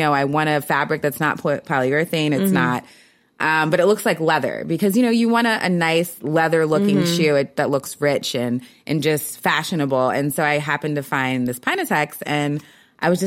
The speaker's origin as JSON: {"language": "English", "town": "Philadelphia", "region": "Pennsylvania", "country": "United States", "tie": "born or raised there", "said": "I grew up in Philly"}